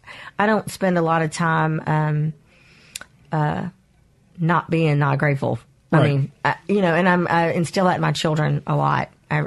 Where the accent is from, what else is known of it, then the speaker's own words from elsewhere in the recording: Mobile, Alabama, United States; You know, I did. I was one of very few Asian people, period, but Vietnamese people in all of my schools.